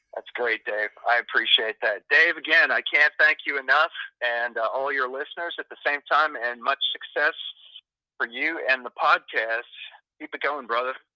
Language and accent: English; Richmond, Virginia, United States; also born or lived in Toledo, Ohio; I was raised in Richmond, Virginia, and I still consider that to be my home.